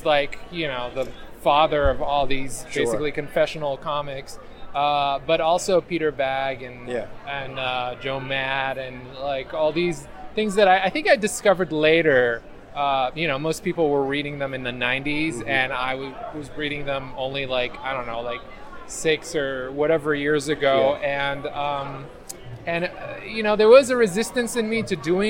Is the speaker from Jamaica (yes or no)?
no; Israel; moved away as an adult; now in New York, United States; I'm originally from Israel. And in Israel, I did comics, too. I had a few books published when I was a teenager